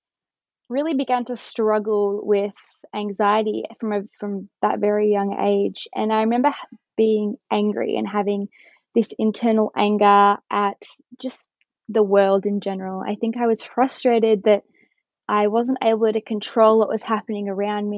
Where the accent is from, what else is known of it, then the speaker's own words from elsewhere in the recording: Kinglake, Victoria, Australia; I am from Kinglake and I'm currently studying a Bachelor of Science at the University of Melbourne